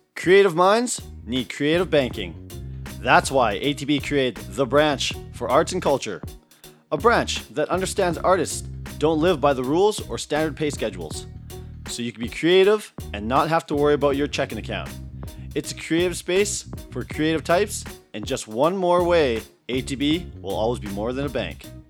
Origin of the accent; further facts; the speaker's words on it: Tofield, Alberta, Canada; I was born in Tolfield, Alberta